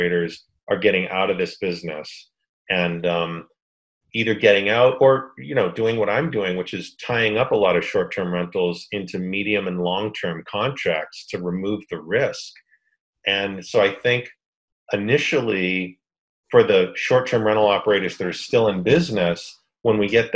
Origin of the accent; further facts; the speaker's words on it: Boston, Massachusetts, United States; moved away; I grew up in Boston